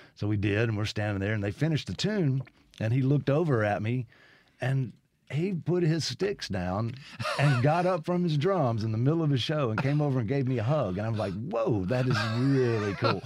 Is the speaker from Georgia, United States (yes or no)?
no; Brandon, Mississippi, United States; also born or lived in Lexington, Kentucky / Nashville / Los Angeles; my family moved back here when I was three months old. So I basically grew up in Brandon